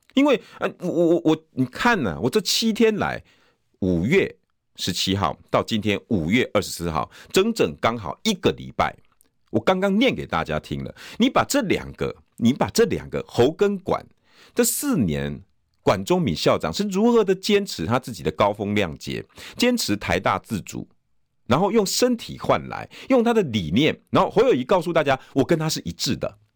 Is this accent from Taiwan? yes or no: yes; New Taipei, Taiwan; 我的故乡新北市